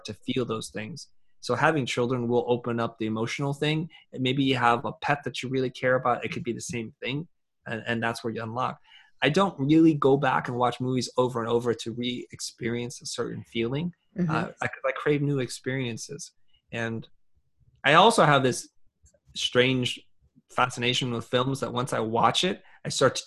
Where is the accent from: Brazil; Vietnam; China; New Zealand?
Vietnam; moved away; I'm originally from Vietnam